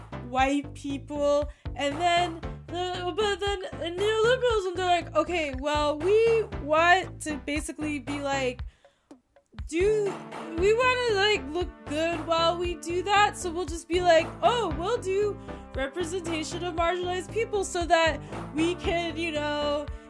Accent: California, United States; I grew up in the Bay Area in the 90s

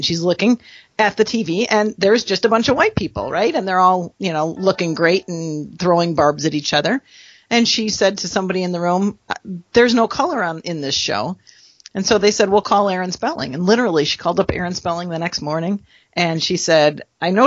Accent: Minnesota, United States; I am actually originally from Minnesota

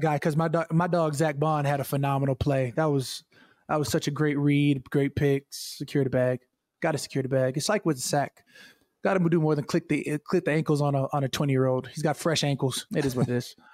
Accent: Chandler, Arizona, United States; moved away; also born or lived in Minnesota; I'm from Chandler, Arizona.

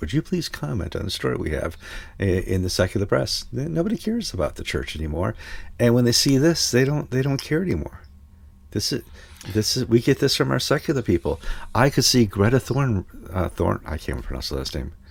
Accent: Madison, Wisconsin, United States; moved away; also born or lived in Connecticut; We are currently docked somewhere outside of Madison, Wisconsin, kind of my hometown

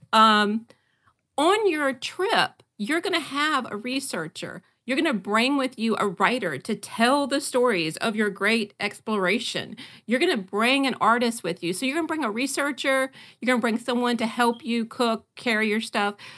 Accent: Great Dismal Swamp, North Carolina, United States; I was raised near the Dismal Swamp, the Great Dismal Swamp in North Carolina.

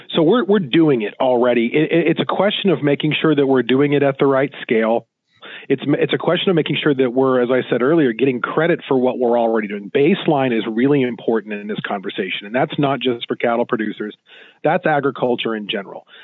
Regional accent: Southwest, United States; I'm from the Southwest

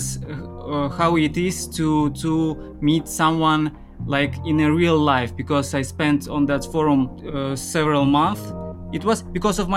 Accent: Almaty, Kazakhstan; moved away as an adult; now in Prague, Czech Republic; I'm 33, and I'm from Kazakhstan, from Almaty.

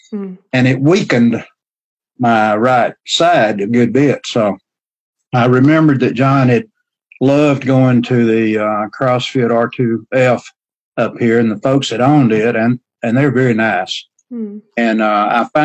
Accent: the South, United States; accent: southern drawl; I have a southern drawl

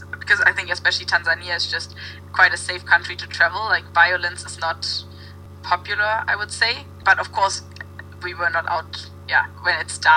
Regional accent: Germany; now in Copenhagen, Denmark; I didn't know if I would stay in Copenhagen or if I would go home to Germany

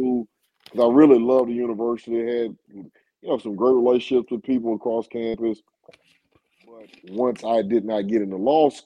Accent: Lithonia, Georgia, United States; also born or lived in Nashville, Tennessee; I was living in Georgia, raised in Georgia

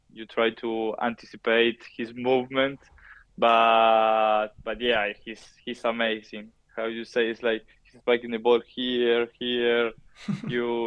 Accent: Argentina; English is a second language; moved away as an adult; also born or lived in France; now in Italy; we, the Argentinian, we come from Spanish and Italian people

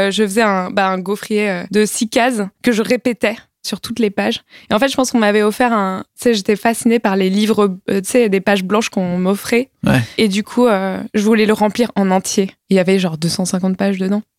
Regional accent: Saint-Ouen, Île-de-France, France; also born or lived in Nogent-sur-Marne; Euh, bah Saint-Ouen et après euh, Nogent-sur-Marne.

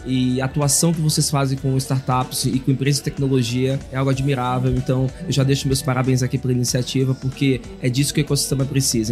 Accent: Bahia, Brazil; sou baiano, dá pra perceber, sou teropolitano

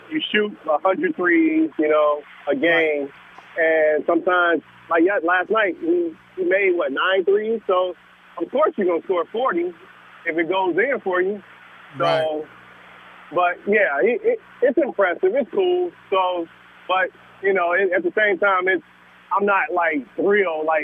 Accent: Chicago, Illinois, United States; I'm a diehard Michael Jordan fan. I'm from Chicago, so he's my goat.

